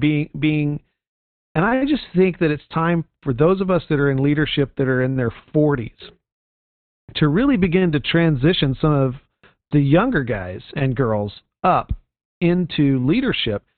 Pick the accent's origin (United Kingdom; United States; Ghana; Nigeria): United States; Houston, Texas; moved away; the pastor of my home church growing up in Texas